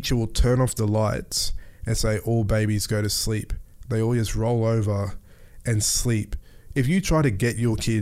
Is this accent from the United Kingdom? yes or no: no; Mackay, Queensland, Australia; also born or lived in Melbourne; I grew up in North Queensland too, in Mackay.